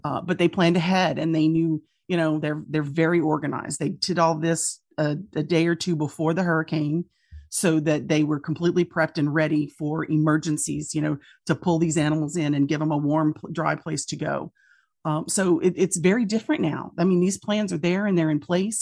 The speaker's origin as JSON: {"language": "English", "region": "Louisiana", "country": "United States", "tie": "born or raised there", "said": "my hometowns and my home state"}